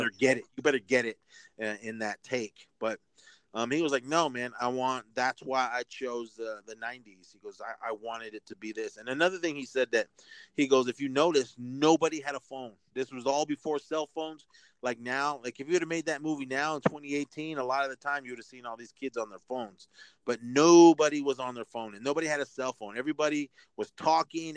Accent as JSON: {"language": "English", "town": "Oakland", "region": "California", "country": "United States", "tie": "born or raised there", "said": "my hometown, uh, Oakland, California"}